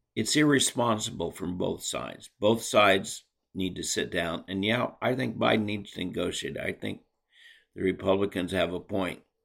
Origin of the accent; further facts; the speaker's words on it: United States; as American citizens